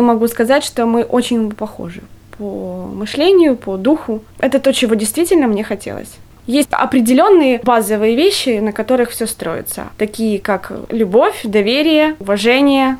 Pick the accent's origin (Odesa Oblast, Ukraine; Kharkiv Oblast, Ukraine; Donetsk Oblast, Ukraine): Kharkiv Oblast, Ukraine; Kharkiv; moved away as an adult; now in Riga, Latvia; я же из Харькова